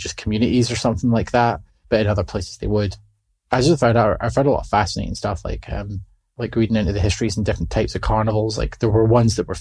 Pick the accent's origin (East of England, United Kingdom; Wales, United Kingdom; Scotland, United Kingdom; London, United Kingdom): Scotland, United Kingdom; I'm from Britain, I'm from Scotland